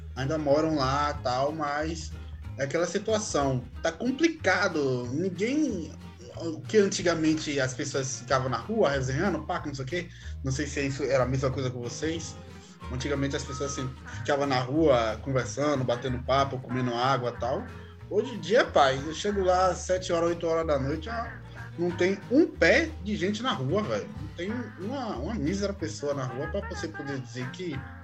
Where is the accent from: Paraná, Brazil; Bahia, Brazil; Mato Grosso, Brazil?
Bahia, Brazil; Salvador; eu sou nascido e criado no São Caetano